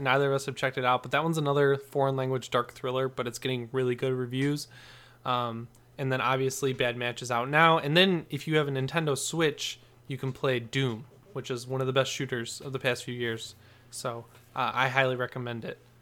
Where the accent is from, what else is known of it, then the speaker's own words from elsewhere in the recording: Michigan, United States; now in Los Angeles, United States; I'm from Michigan, but I'm living